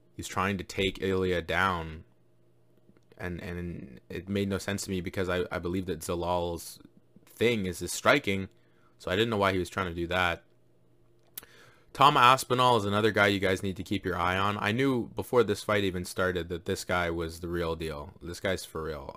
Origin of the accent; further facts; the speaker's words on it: Jamaica; I'm Jamaican as well